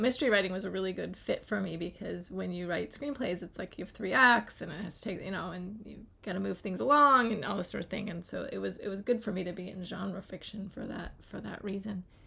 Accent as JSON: {"language": "English", "town": "Charlottesville", "region": "Virginia", "country": "United States", "tie": "born or raised there", "said": "I grew up here in Charlottesville, so very close to Shenandoah mm. National Park"}